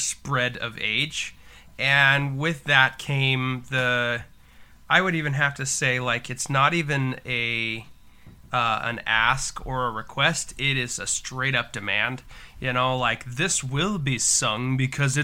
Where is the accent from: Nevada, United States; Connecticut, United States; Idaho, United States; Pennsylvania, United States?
Idaho, United States; Boise; I was born in Boise, and then a lot of my extended family lives in Idaho